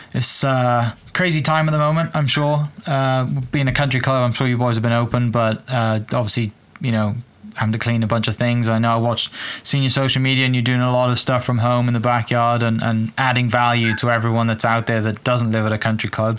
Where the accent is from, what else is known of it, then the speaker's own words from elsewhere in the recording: Wales, United Kingdom; moved away; some of the golf courses I grew up playing back in Wales